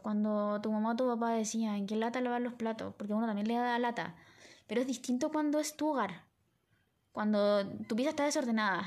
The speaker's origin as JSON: {"language": "Spanish", "town": "Villa Alemana", "region": "Valparaíso", "country": "Chile", "said": "somos de Villa Alemana"}